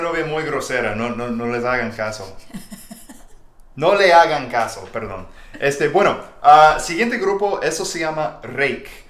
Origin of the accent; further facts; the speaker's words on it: Texas, United States; soy de Texas